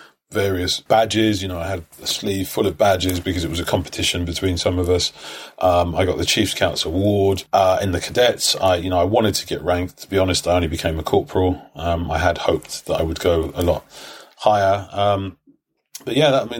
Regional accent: London, United Kingdom; I grew up in Brixton.

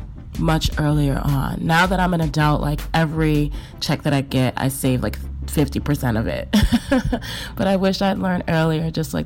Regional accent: New York City, New York, United States; I'm a New Yorker

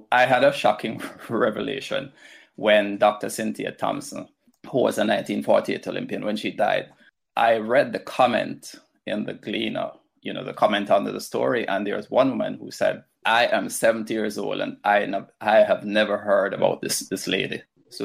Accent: Westmoreland, Jamaica; also born or lived in Kingston, Jamaica / Santa Cruz, St. Elizabeth, Jamaica; I'm from Jamaica. I was born in Kingston, raised in Westmoreland, went to school in St. Elizabeth, Santa Cruz

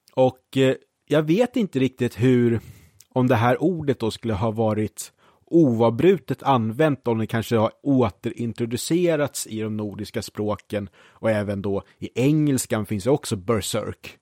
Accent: Brottby, Stockholm County, Sweden; jag var ju då från Brottby och bland de andra sexåringarna i Brottby

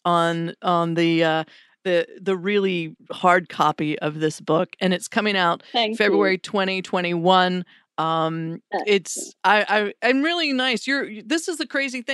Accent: Wilmington, North Carolina, United States; Wilmington, North Carolina, because I want to do it in my hometown

